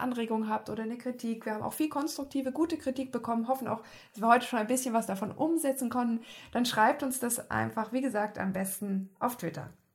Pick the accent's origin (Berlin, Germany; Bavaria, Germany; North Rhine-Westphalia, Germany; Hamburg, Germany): Bavaria, Germany; now in Baden-Württemberg, Germany; als Bayerin